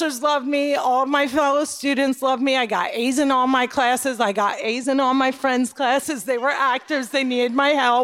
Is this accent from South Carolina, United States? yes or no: no; Cliffside Park, New Jersey, United States; also born or lived in Jerusalem; I grew up in Cliffside Park, New Jersey